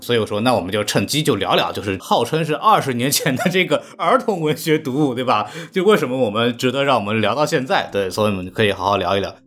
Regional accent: Shanghai, China; 因为我是一个上海人，我从小不是听相声长大的

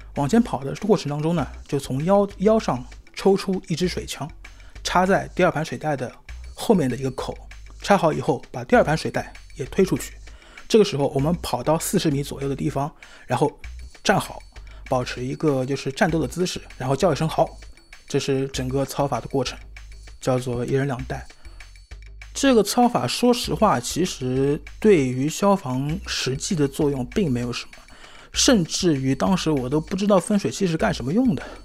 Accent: Shanghai, China; 今年三十二岁，我是在上海出生长大的

